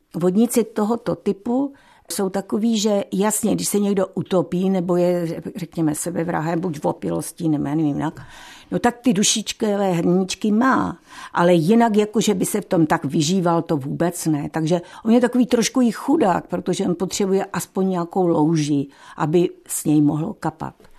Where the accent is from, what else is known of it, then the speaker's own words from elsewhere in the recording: Frýdlant nad Ostravicí, Moravian-Silesian Region, Czechia; já jsem z Friedlandu nad Ostravicí